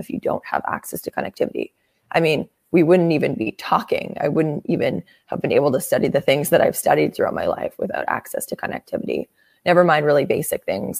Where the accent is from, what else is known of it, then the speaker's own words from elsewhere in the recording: Winnipeg, Manitoba, Canada; moved away as an adult; also born or lived in Michigan, United States; now in Bay Area, United States; I grew up in Canada in a very cold place called Winnipeg